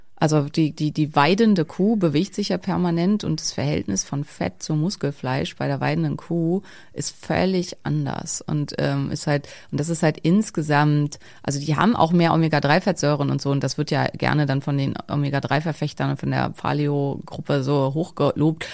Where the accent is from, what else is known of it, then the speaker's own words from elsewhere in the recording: Schleswig-Holstein, Germany; ich komme halt aus Schleswig-Holstein, bei uns ist alles Hack